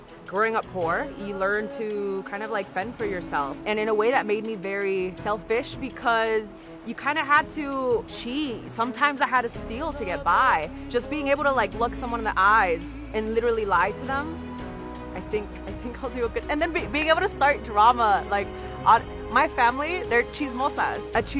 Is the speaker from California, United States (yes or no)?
yes; San Diego, California, United States; I am a project manager and I'm from San Diego, California.